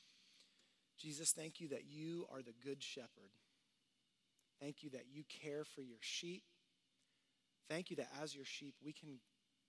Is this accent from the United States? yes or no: yes; Houston, Texas, United States; I grew up in Texas, in Houston